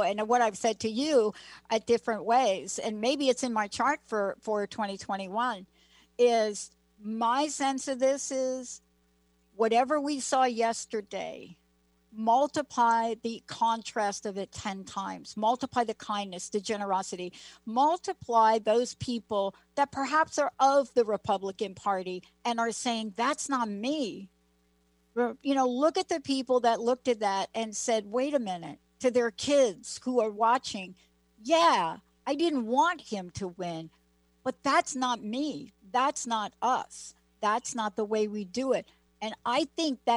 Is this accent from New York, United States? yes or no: yes; New York, United States; moved away as an adult; also born or lived in Bronx / California; now in Seattle, United States; I grew up in New York